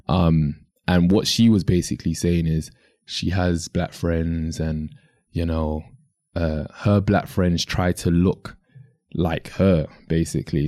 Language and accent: English; London, United Kingdom; in the U K, I'm from London